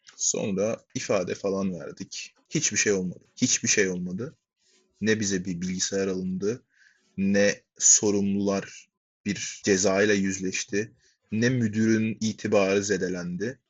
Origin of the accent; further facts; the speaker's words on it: Hatay, Turkey; moved away as an adult; now in United States; Hatay'da büyüdüm